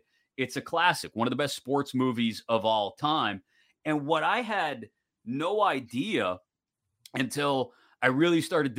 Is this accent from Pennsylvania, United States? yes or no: yes; Western Pennsylvania, United States; as a kid growing up in Western PA, playing hockey